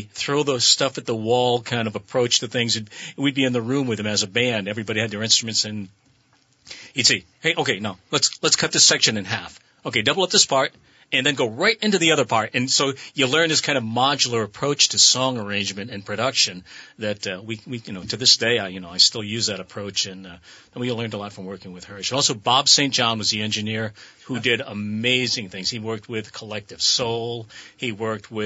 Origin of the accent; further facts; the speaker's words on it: Philippines; As a Filipino